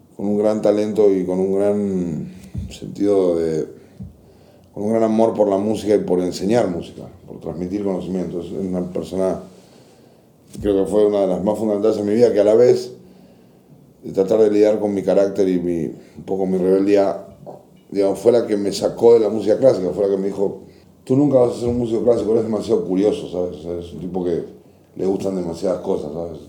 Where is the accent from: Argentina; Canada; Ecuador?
Argentina; Buenos Aires; moved away as an adult; also born or lived in Córdoba, Argentina; now in Mexico; Nací en Buenos Aires, luego eh, vinieron los militares, o pues, sea, subió un gobierno militar a mi país y nos fuimos a vivir a, Córdoba, que es una provincia al campo. Crecí ahí hasta, de los 8 a los 13 años y luego regresé a Buenos Aires